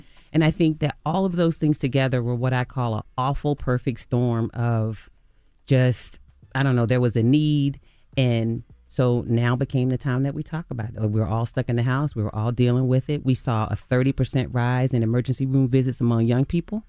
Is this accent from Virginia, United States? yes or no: yes; Virginia Beach, Virginia, United States; It was my childhood. I grew up in Virginia Beach, Virginia. I'm from the same area as … and …, …, and ….